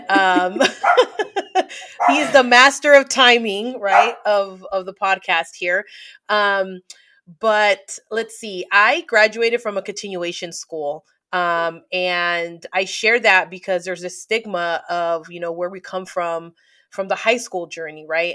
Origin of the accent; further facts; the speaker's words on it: San Francisco, California, United States; I'm from the Bay Area.